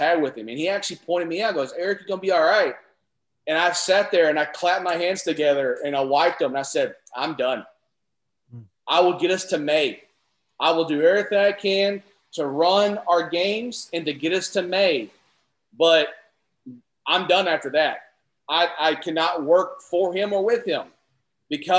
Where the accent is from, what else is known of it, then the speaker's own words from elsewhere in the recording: Kentucky, United States; I am from Kentucky.